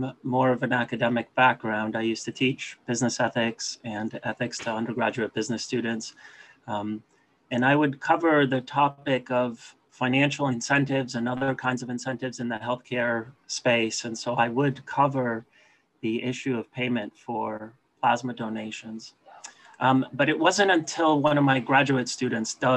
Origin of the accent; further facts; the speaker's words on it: Canada; my home country of Canada